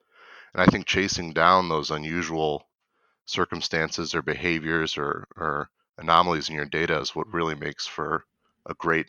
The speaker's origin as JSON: {"language": "English", "region": "Michigan", "country": "United States", "tie": "born or raised there", "lives_now": "Twin Cities, United States", "said": "So I was raised in Michigan, and I moved to the Twin Cities in Minnesota to actually work at Cargill about 5 years ago now."}